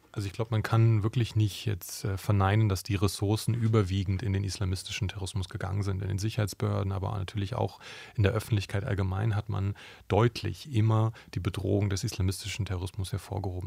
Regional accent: Brandenburg, Germany; Ich bin selber in Brandenburg aufgewachsen

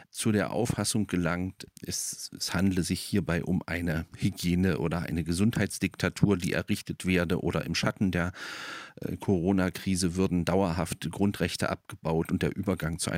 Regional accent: Germany; Ich bin in, in der DDR aufgewachsen.

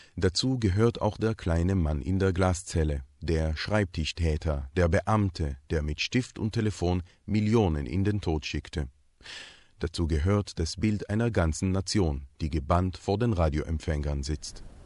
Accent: Jerusalem, Jerusalem District, Israel; Ich bin 1979 in Jerusalem geboren und gehöre damit einer jüngeren Generation von Israelis

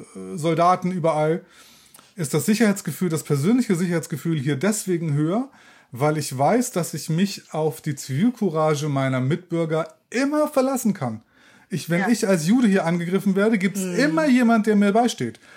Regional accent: Germany; moved away as an adult; now in Israel; als Deutscher

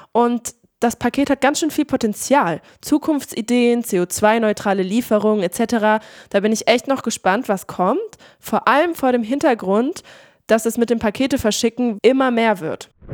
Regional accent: Hildesheim, Lower Saxony, Germany; moved away; Ich bin ja in Hildesheim aufgewachsen und jedes Mal, wenn ich meine Eltern dort besuche

